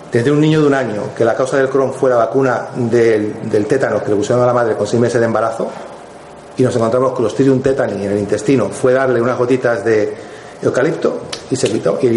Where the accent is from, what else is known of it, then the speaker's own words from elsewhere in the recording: Madrid, Community of Madrid, Spain; moved away as an adult; also born or lived in Morocco; now in Estepona, Spain; Entonces, luego, con tres años, fui, a Madrid. Y Madrid fue mucho para mí cuando tenía 19 años. Entonces, vine para Estepona, me fui a vivir a Estepona.